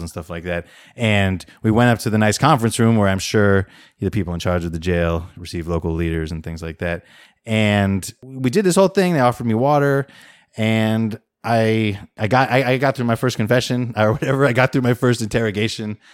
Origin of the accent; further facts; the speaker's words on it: United States; also born or lived in Beijing, China; now in Oakland, United States; as an American who understands decent amount of Chinese